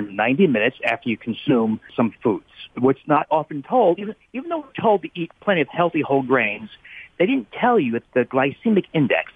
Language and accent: English; New Jersey, United States; I grew up in New Jersey